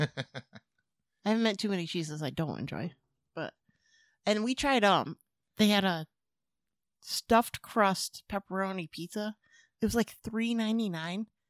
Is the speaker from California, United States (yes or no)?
no; Springfield, Massachusetts, United States; I'm from Springfield